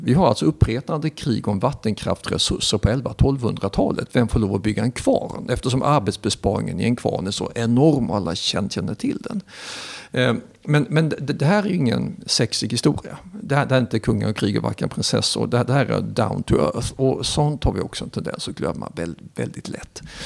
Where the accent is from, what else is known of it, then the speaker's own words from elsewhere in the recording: Sweden; sitter jag och skryter som svensk